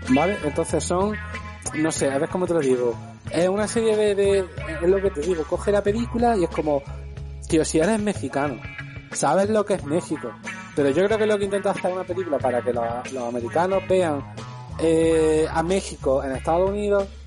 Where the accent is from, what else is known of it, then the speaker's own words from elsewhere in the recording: Argentina; Y si además yo soy argentino, y dice, pero además que yo venía de.